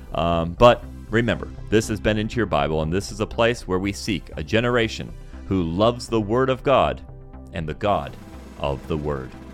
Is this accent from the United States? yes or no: no; Senegal; I grew up in Senegal, West Africa